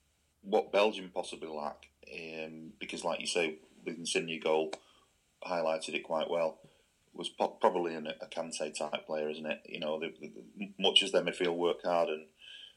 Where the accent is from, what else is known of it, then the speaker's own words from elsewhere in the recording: England, United Kingdom; I'm an Englishman